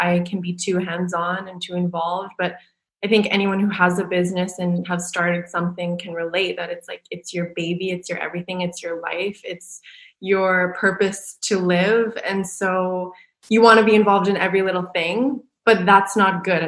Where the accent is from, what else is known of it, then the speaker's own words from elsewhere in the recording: Canada; moved away as an adult; also born or lived in Vancouver / New York / Los Angeles / Paris; I'm from Canada, but I was in Vancouver.